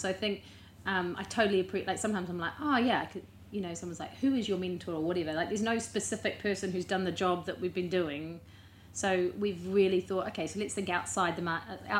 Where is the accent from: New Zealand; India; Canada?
New Zealand; now in London, United Kingdom; I'm a Kiwi, not English